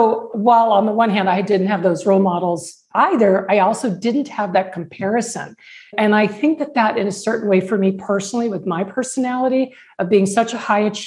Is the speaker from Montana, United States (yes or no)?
no; Tucson, Arizona, United States; my hometown of Tucson